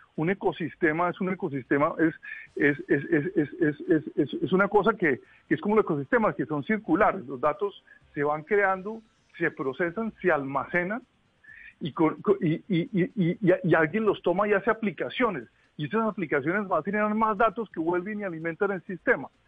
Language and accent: Spanish; Boyacá, Colombia; now in Washington, United States; yo crecí en Boyacá